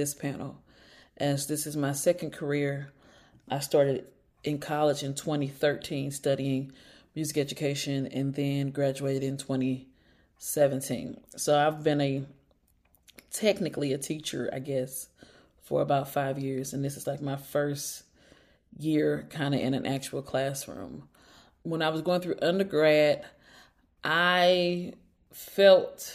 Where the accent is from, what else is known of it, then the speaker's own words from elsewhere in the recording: St. Louis, Missouri, United States; I'm from St. Louis, Missouri